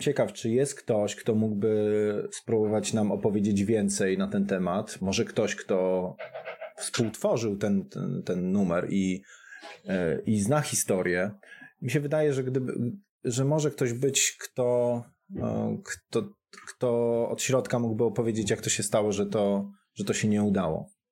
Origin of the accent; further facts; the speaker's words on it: Gliwice, Silesian Voivodeship, Poland; jestem z Gliwic